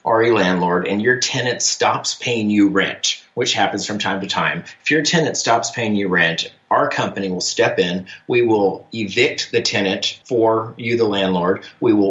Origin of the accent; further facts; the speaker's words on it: Portland, Oregon, United States; moved away as an adult; now in Charlotte, United States; I grew up in Portland, Oregon on the West Coast there